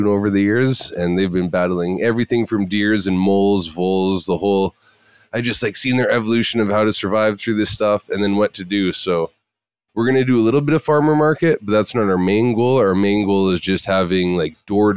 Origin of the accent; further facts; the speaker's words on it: Kelowna, British Columbia, Canada; also born or lived in Salmon Arm, British Columbia; now in Ashton Creek, Canada; I went from Kelowna, born and raised in Kelowna till I was 20.